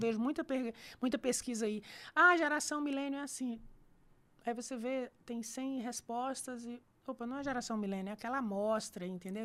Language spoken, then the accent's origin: Portuguese; Fortaleza, Ceará, Brazil; moved away as an adult; now in São Paulo, Brazil; eu saí de Fortaleza em 2000, mas eu fui criada lá em Fortaleza